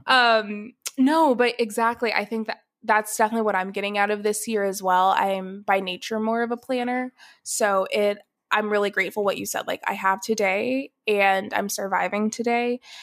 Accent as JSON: {"language": "English", "town": "Atlanta", "region": "Georgia", "country": "United States", "tie": "born or raised there", "also_born_or_lived": "Athens, Ohio", "moved": "as an adult", "lives_now": "Dallas, United States", "said": "I was born in Atlanta, Georgia, I s, was born and raised there"}